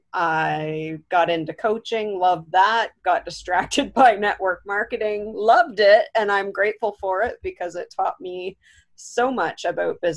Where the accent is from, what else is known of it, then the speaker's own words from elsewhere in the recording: Southwestern Ontario, Canada; I am from Southwestern Ontario, Canada